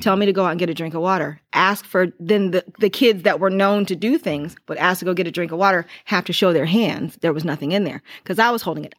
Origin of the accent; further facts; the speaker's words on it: Lorain, Ohio, United States; growing up in Lorraine, I didn't go to public school